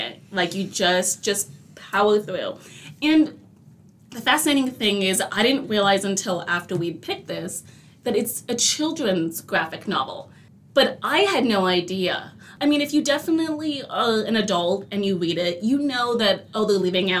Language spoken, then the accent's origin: English; California, United States; I'm born and raised in California, and I've had my fair share of incidences here in this lovely state